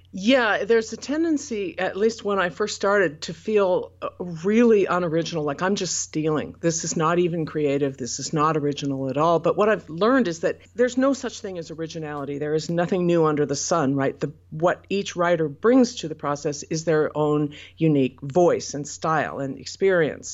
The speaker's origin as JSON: {"language": "English", "town": "Portland", "country": "United States", "tie": "born or raised there", "said": "Portland, which is my hometown and where I currently live"}